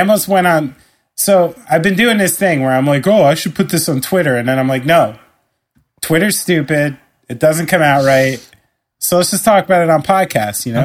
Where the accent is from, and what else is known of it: New Jersey, United States